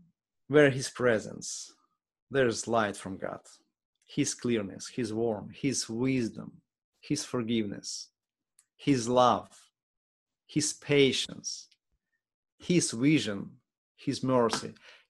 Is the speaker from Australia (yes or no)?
no; Ukraine; English is a second language; now in United States; because we came from Ukraine, it's already almost 6 years ago, gives me empathy.